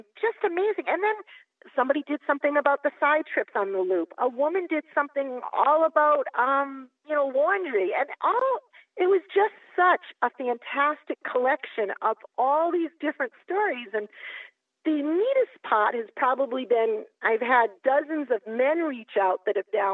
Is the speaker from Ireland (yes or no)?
no; Massachusetts, United States; I'm from Massachusetts